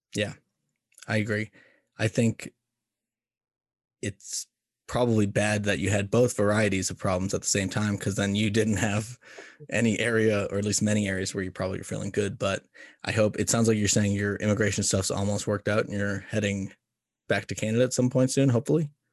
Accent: United States; being an American

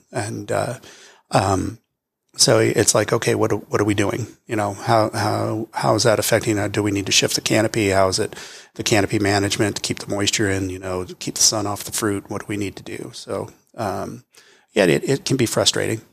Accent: California, United States; moved away as an adult; now in Texas, United States; being from California. You know, it's where I was born

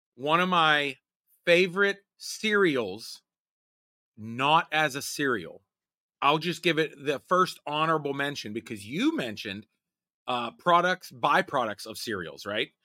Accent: Pittsburgh, Pennsylvania, United States; I am from Pittsburgh

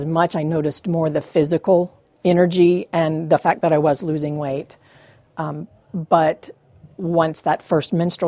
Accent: the South, United States; I grew up in the South

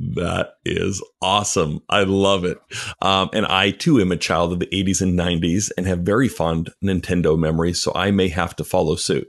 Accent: Canada; moved away; also born or lived in Chicago; I'm Canadian

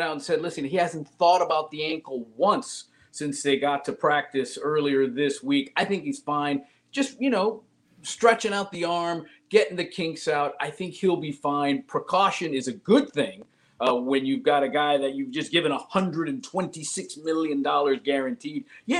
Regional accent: Miami, Florida, United States; I'm from Miami. I always have to think the worst possible scenario first.

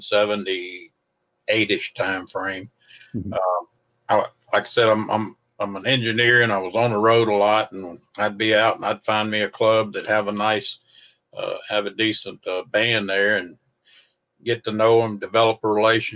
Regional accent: North Louisiana, United States; also born or lived in Shreveport, Louisiana / Mississippi / East Texas; So I was born and raised in North Louisiana. That's why I don't sound like a Cajun.

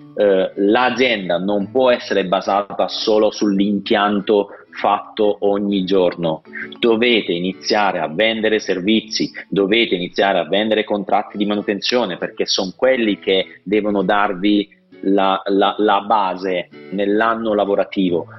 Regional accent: Apulia, Italy; io sono pugliese, quindi sto vivendo in Puglia il dramma del turismo

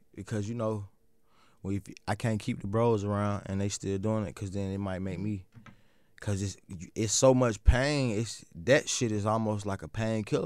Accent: the South, United States; I'm also from the South

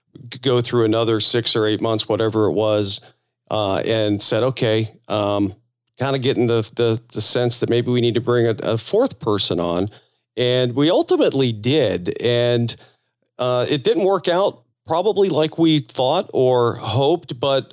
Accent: Florida, United States; moved away; I'm originally from Florida now, so I'm kind of from the South.

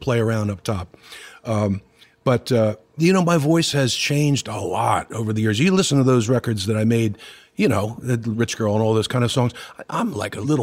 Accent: Pottstown, Pennsylvania, United States; moved away; also born or lived in Philadelphia; I grew up in Pottstown, which is about 40 miles northwest of Philadelphia

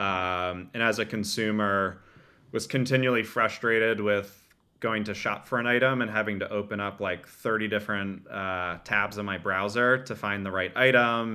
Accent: Bergen County, northern New Jersey, United States; grew up in northern New Jersey in, uh, Bergen County, about forty-five minutes outside, uh, New York City.

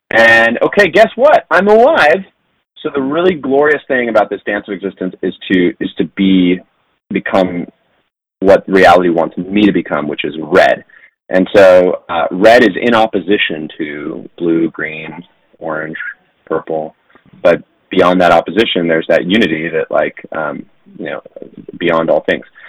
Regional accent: San Diego, California, United States; I grew up in San Diego, uh, which is a very strange place to grow up

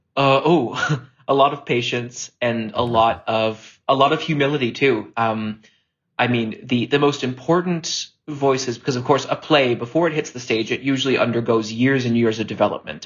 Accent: Hamilton, Ontario, Canada; a company in my hometown, Theater Aquarius

